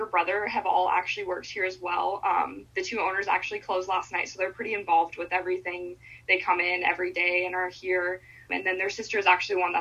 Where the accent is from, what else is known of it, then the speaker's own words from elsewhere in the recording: Montana, United States; moved away as an adult; also born or lived in Washington; now in Gilbert, United States; I'm from Montana, so I moved back from Montana the summer before this opened